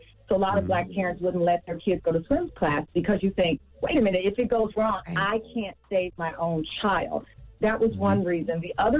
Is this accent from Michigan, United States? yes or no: no; Texas, United States; I grew up in Texas. I could be outside riding my bike, hanging out with my cousins.